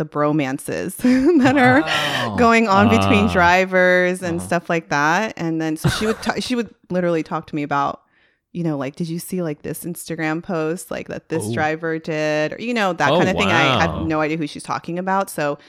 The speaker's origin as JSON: {"language": "English", "country": "United States", "said": "at least as an American, you're waking up at a weird time to enjoy a motorsport."}